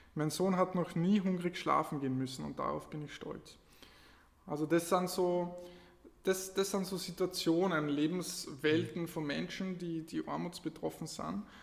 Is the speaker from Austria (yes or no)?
yes; Lower Austria, Austria; moved away as an adult; also born or lived in Carinthia; now in Klagenfurt, Austria; Also ich bin ein Niederösterreicher in Kärnten und ähm, bin vor ungefähr neun Jahren nach Kärnten gekommen für Studium